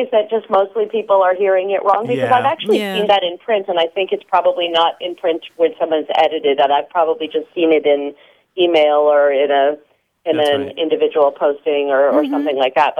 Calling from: New York City, New York, United States; Hi, Grant. This is …, and I'm calling from New York City.

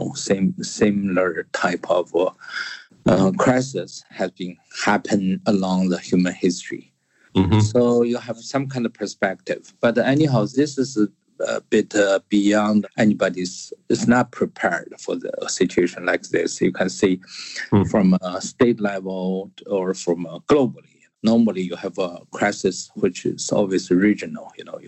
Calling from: Cambridge, East of England, United Kingdom; English is a second language; I'm calling in from Cambridge in England. I was in Rome during this coronavirus situation around the middle of February.

